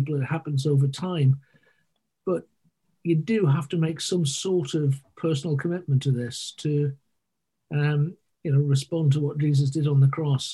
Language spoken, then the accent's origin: English; Sunderland, North East England, United Kingdom; moved away as an adult; also born or lived in Côte d'Ivoire; I grew up in the northeast of England, and that sort of appears in my accent from time to time